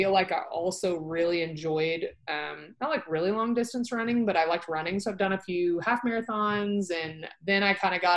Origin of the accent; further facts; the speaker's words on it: Dallas, Texas, United States; So I grew up in Dallas, North Dallas, and I've lived here my whole life